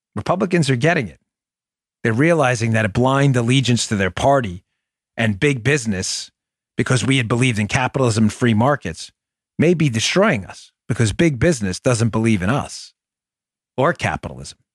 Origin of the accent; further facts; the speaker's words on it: New York City, New York, United States; growing up in Glendale, Queens